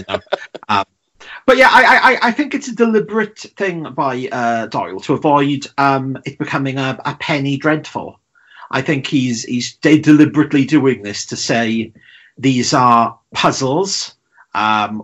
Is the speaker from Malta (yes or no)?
no; Welsh, Wales, United Kingdom; I'm the Welsh Robert De Niro